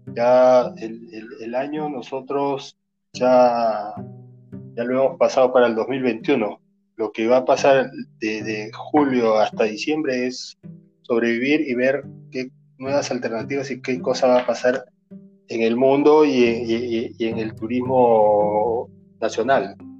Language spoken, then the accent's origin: Spanish; Cusco, Peru; yo soy del Ande, yo soy cusqueño